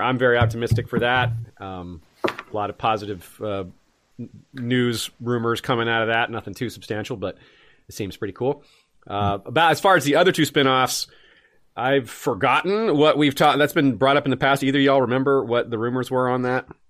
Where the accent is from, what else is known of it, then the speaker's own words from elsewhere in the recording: Tallahassee, Florida, United States; Tallahassee shout out. Always love those. My hometown.